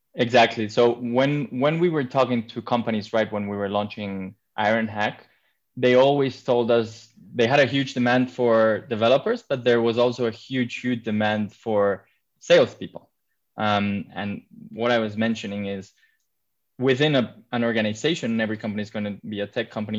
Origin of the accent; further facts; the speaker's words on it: Madrid, Community of Madrid, Spain; moved away as an adult; also born or lived in London; I come from Madrid, but I've been living abroad for the past 10 years. I just recently moved back to my hometown